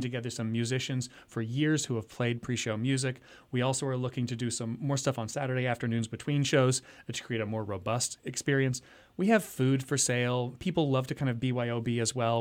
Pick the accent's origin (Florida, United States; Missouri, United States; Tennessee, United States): Missouri, United States; the Ozarks, Southwest; moved away as an adult; also born or lived in New York area; now in Lehigh Valley, United States; I'm originally from the Ozarks, Southwest Missouri